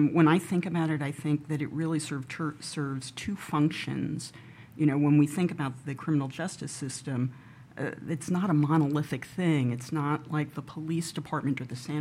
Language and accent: English; New York, United States; I grew up in New York. I've always been fascinated and loved cities and have lived here most of my life